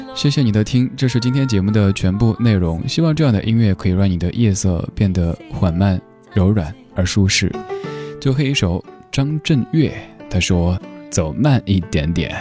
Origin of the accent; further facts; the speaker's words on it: Chengdu, Sichuan, China; now in Beijing, China; 生活在我们的家乡成都